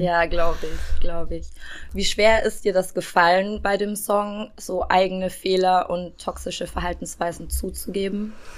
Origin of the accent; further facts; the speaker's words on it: Regensburg, Bavaria, Germany; meiner Heimatstadt Regensburg